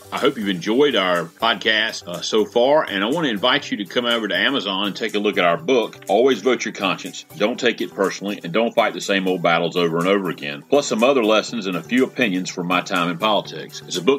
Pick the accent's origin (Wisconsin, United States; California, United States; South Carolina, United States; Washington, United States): South Carolina, United States; moved away as an adult; my home state of South Carolina. For the first 32 years of my life